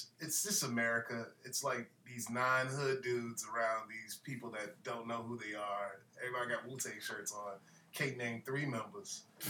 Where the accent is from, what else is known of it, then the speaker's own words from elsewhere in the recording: Virginia, United States; I'm from Virginia